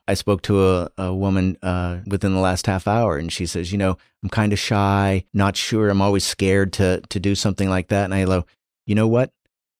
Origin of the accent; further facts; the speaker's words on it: Illinois, United States; also born or lived in North Dakota; I grew up in was born in a town of 250 in North Dakota, and grew up in Illinois. I am the definition of not a city kid.